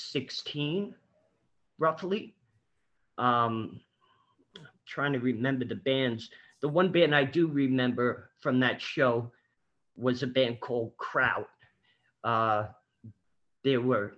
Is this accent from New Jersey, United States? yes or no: no; New York City, New York, United States; growing up in New York City as a kid.